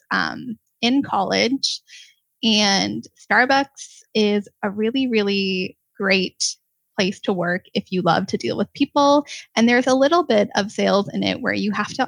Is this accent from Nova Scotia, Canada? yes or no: no; Ontario, Canada; I am from Ontario, Canada